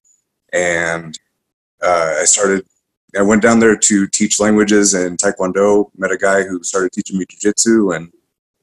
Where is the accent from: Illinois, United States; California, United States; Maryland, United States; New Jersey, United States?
Illinois, United States; Metro East, Illinois side of St. Louis, United States; I grew up out in on the Illinois side of St. Louis. So always in an area that they call the Metro East around here